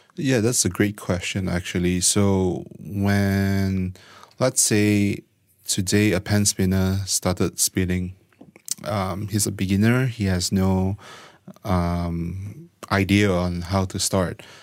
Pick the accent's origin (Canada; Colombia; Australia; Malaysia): Malaysia; born and raised in Malaysia.